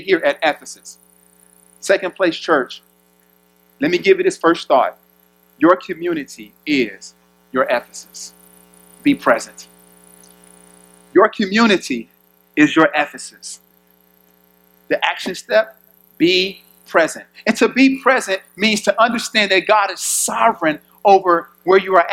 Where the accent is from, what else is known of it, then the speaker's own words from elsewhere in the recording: Chicago, Illinois, United States; I'm from Chicago, inner city.